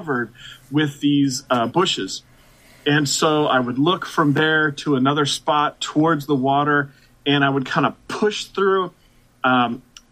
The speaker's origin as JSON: {"language": "English", "town": "Portland", "region": "Oregon", "country": "United States", "tie": "born or raised there", "moved": "as an adult", "lives_now": "Baltimore, United States", "said": "I was born and raised in Portland, Oregon"}